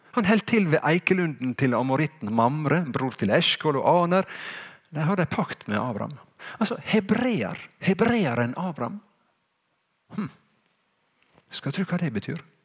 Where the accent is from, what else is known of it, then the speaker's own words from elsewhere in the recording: Sunnmøre, Møre og Romsdal, Norway; jeg er jo en skikkelig sunnmøring, for jeg vet at jeg, min slekt går langt tilbake i tid her på Sunnmøre.